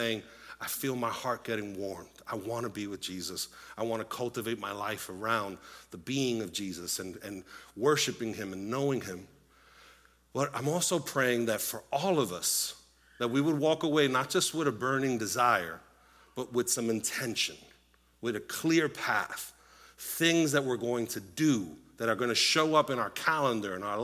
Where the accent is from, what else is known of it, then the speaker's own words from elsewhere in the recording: Puerto Rico; moved away; I was born in Puerto Rico, grew up in a Latino home